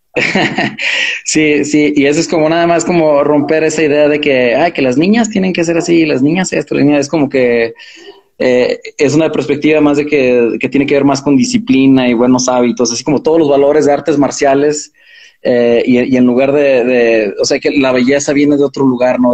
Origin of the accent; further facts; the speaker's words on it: Fresnillo, Zacatecas, Mexico; moved away; also born or lived in Los Angeles / Mexico City; crecimos en Fresnillo